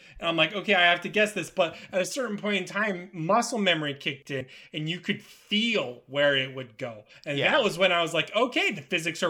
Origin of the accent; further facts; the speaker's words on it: Florida, United States; I'm from Florida